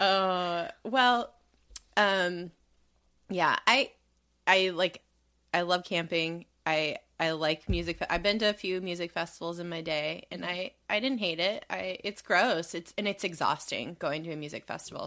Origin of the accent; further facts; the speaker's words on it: Southern California, United States; we grew up in Southern California